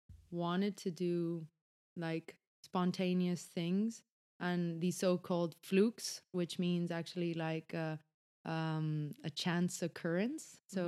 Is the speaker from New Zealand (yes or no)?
no; Spain; moved away as an adult; now in Stockholm, Sweden; I come from Spain.